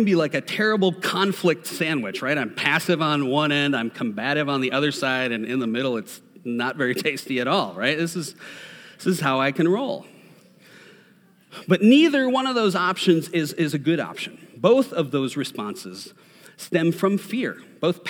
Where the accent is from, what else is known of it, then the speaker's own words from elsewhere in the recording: Minnesota, United States; I'm from Minnesota